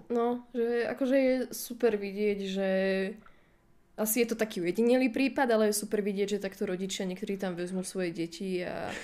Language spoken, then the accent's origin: Slovak; Slovakia; my sme Slováci